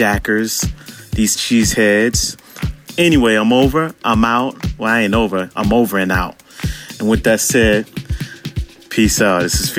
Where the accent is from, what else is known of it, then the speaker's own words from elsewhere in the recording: Chicago, Illinois, United States; You know, I can abuse it because I'm from Chicago, you know.